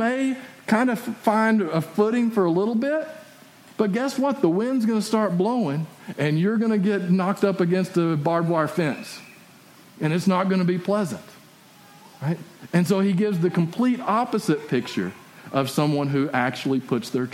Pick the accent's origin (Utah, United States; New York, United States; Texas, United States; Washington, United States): Texas, United States; West; my hometown. And because it's out in West Texas.